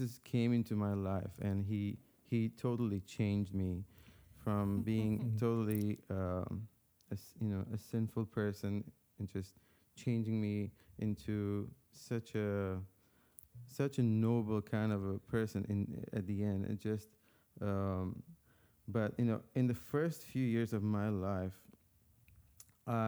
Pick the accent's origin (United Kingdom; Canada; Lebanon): Lebanon; moved away; I'm from an Armenian family, ethnically, but born and raised in Lebanon